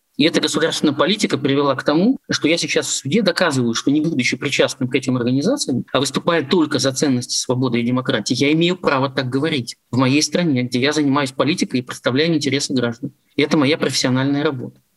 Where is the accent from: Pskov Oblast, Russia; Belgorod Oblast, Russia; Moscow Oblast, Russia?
Pskov Oblast, Russia; как для политика, который всю жизнь работает в Псковской области и занимается публичной политикой у себя на родине с конца 80-х годов